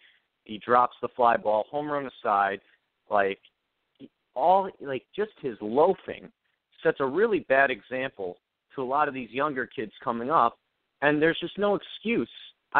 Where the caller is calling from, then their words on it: Westchester, New York, United States; from Westchester.